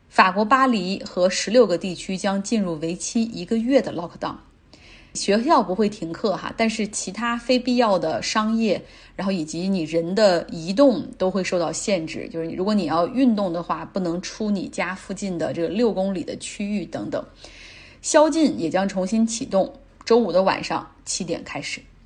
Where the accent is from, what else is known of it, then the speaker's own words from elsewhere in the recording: Changchun, Jilin, China; 来自吉林长春